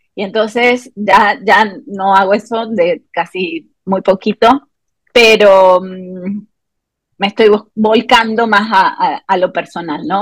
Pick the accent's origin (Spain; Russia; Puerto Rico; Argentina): Argentina; moved away as an adult; now in Morelia, Mexico; Yo soy argentina de nacimiento y mexicana por adopción. Em, hace 18 años que ya